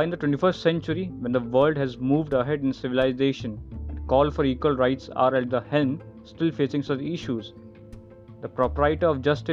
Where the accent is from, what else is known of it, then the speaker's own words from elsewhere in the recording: India; Being an Indian